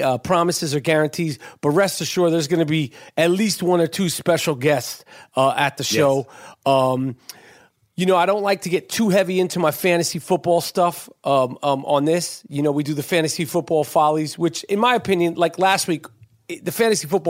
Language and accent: English; New York City, New York, United States; I'm born and raised in New York City, right in Moneymaker, Manhattan